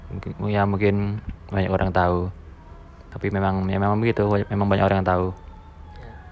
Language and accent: Indonesian; Mojokerto, East Java, Indonesia; Gue dari Mojokerto